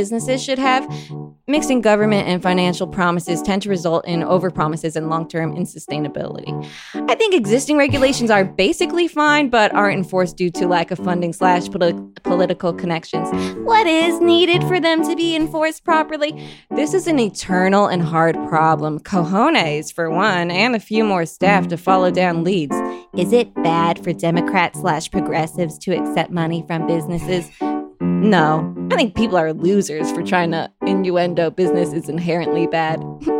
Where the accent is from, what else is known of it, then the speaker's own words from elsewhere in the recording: Allendale, New Jersey, United States; Allendale, New Jersey.